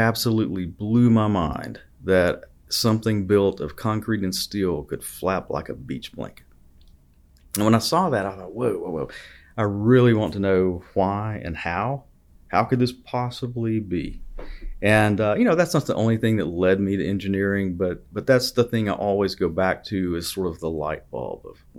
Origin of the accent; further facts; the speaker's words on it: Lineville, Alabama, United States; So I grew up about an hour and a half north of here in Clay County.